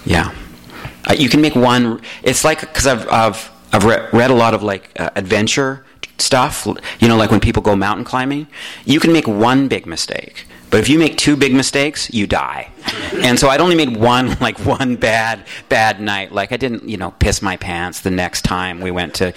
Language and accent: English; Calgary, Alberta, Canada; moved away as an adult; also born or lived in Toronto; now in Los Angeles, United States; I grew up in Calgary where there's no internet